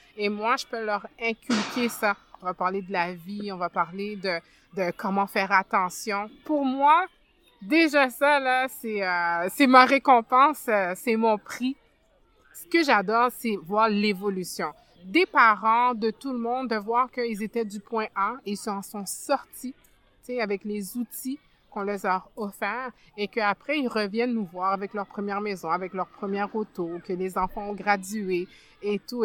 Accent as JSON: {"language": "French", "town": "Montreal", "region": "Quebec", "country": "Canada", "tie": "born or raised there", "also_born_or_lived": "France / Ottawa", "lives_now": "Montreal, Canada", "said": "Je suis arrivée euh, au Québec euh, en 89. À cette époque-là, j'avais 9 ans. Je suis née en France, donc on est venu de la France à ici. J'ai beaucoup grandi plus dans le quartier Saint-Michel"}